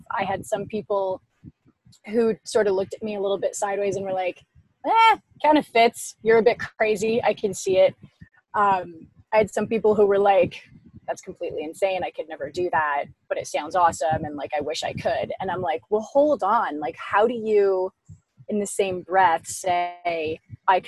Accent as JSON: {"language": "English", "town": "Ottawa", "region": "Ontario", "country": "Canada", "said": "I'm from Ottawa in Canada."}